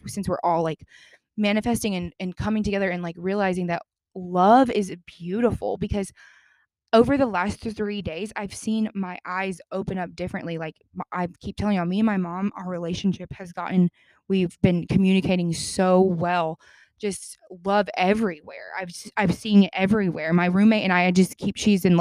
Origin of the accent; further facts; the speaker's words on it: the Bible Belt, United States; I'm from the Bible Belt